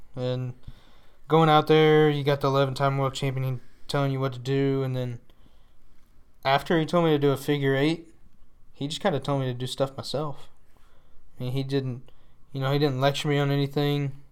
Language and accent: English; Paris, Texas, United States; also born or lived in Powderly, Texas; I was born in Paris, Texas, but we live right outside of Paris, which is Powderly, and you know it's just country living